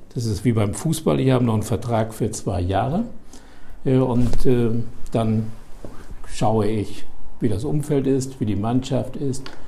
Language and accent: German; Daun, Rhineland-Palatinate, Germany; moved away as an adult; also born or lived in Höhr-Grenzhausen, Westerwald / Marburg; now in Bremen, Germany; Also geboren im Westerwald, Höckrenzhausen, dem Zentrum der keramischen Industrie. Äh, und dann sind meine Eltern nach Daun gezogen